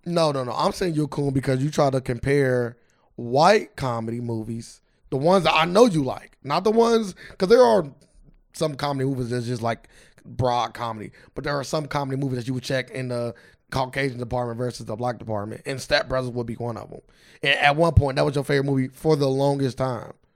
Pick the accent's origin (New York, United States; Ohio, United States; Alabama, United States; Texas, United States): Ohio, United States; Cincinnati; we're from Cincinnati